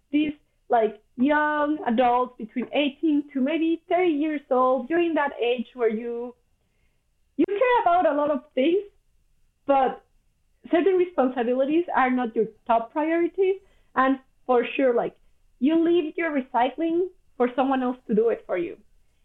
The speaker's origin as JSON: {"language": "English", "country": "Mexico", "second_language": "English", "moved": "as an adult", "lives_now": "Vancouver, Canada", "said": "I come from Mexico"}